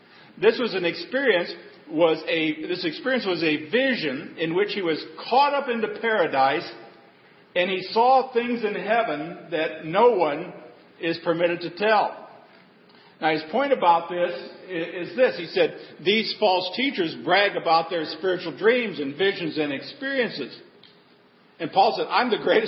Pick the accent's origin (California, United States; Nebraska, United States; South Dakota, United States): Nebraska, United States; I grew up in Nebraska